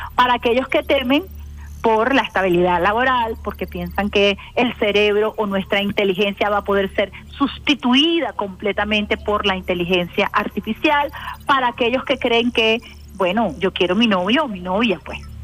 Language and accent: Spanish; Venezuela